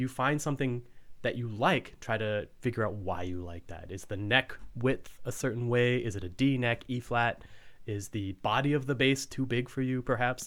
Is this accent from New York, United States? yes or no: no; Fort Worth, Texas, United States; I grew up in Fort Worth, which is not a small town or city or whatnot